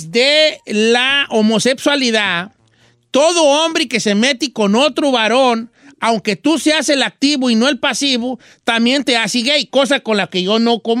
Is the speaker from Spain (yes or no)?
no; Cuauhtémoc, Chihuahua, Mexico; Yo soy de Cuauhtémoc, Chihuahua, pura manzana, Fabiola.